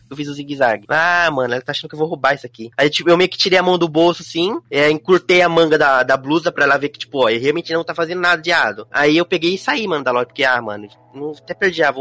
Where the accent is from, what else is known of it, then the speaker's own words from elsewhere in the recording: Brazil; now in Japan; sou brasileiro, que eu não sou japonês